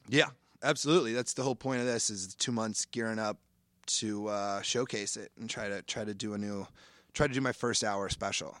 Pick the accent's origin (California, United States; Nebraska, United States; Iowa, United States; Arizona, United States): Iowa, United States; moved away; I grew up in Iowa fishing a lot